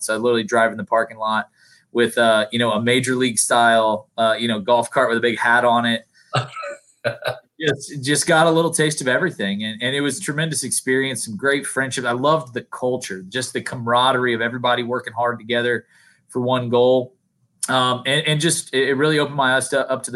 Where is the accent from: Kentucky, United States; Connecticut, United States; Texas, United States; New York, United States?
Kentucky, United States; Lexington; moved away as an adult; now in Atlanta, United States; I was back in Lexington. I was their assistant general manager and was really happy back in my hometown, close to family